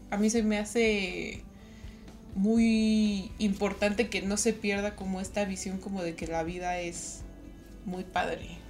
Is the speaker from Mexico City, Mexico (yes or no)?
no; Toluca, State of Mexico, Mexico; yo soy de Toluca, entonces pues ahí del Estado de México.